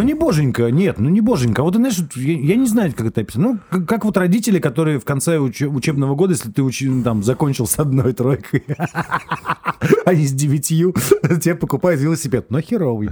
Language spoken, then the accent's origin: Russian; Saint Petersburg, Russia; я вырос в Петербурге, ну, в Ленинграде, Петербурге